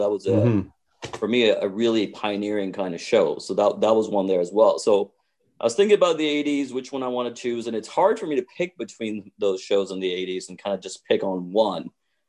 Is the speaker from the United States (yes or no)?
no; Saudi Arabia; because I grew up in Saudi Arabia and everything there is retro.